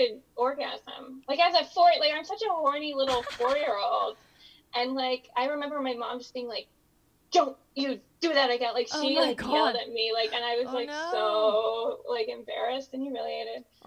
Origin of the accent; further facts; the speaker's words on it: Pennsylvania, United States; moved away; I grew up in Pennsylvania